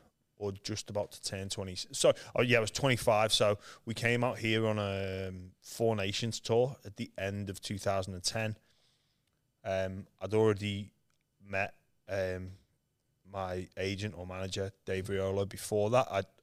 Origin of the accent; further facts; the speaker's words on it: England, United Kingdom; So what happened, when I was growing up in England, I'd never really been on, I don't think I'd ever been on a plane before.